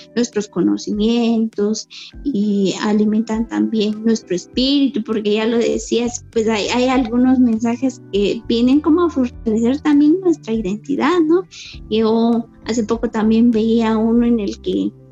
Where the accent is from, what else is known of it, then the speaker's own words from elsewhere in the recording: Cajolá, Quetzaltenango, Guatemala; soy Mayamam de Cajola Quetzaltenango